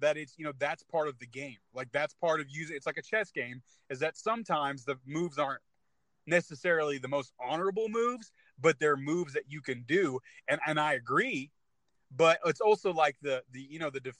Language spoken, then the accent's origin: English; California, United States; moved away; I'm from California originally